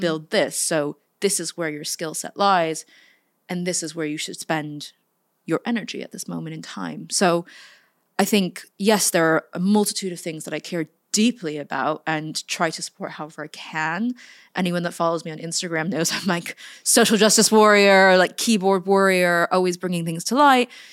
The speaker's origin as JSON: {"language": "English", "area": "Silicon Valley", "region": "California", "country": "United States", "tie": "born or raised there", "moved": "yes", "lives_now": "London, United Kingdom", "said": "born and raised in the Silicon Valley in a tiny town south of San Francisco"}